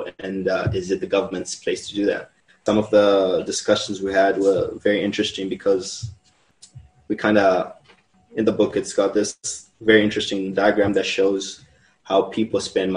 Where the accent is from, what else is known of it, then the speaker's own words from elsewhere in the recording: Zimbabwe; now in Mexico; I am from Zimbabwe, but I am a Mexico resident.